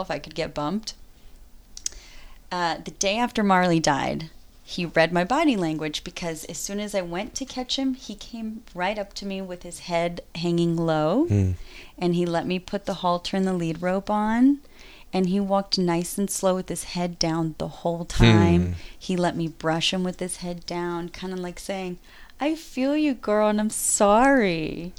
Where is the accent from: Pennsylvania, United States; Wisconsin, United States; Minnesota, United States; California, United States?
California, United States; Northern; also born or lived in Mexico / Willows, California / Brooklyn, New York / Los Angeles; now in San Francisco, United States; I grew up in Northern California half my childhood and in Mexico